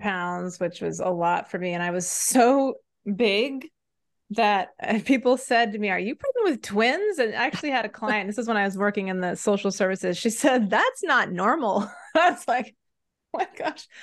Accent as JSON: {"language": "English", "region": "Maine", "country": "United States", "tie": "born or raised there", "also_born_or_lived": "Senegal", "said": "I grew up in Maine"}